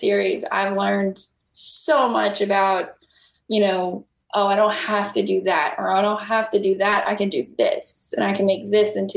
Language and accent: English; New Iberia, Louisiana, United States; I grew up in New Iberia.